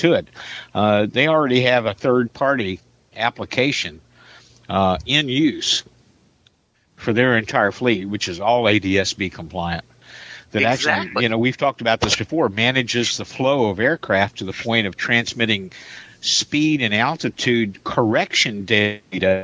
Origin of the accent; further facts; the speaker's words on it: across the river from Louisville, Indiana, United States; moved away; my mother lives under one of the approaches to Louisville International. My hometown's across the river.